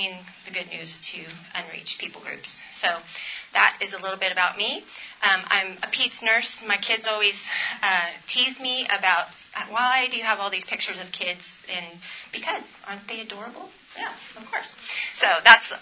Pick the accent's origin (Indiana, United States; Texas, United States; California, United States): California, United States; I'm from California, so that is the Sierra Nevada right there, up near Mammoth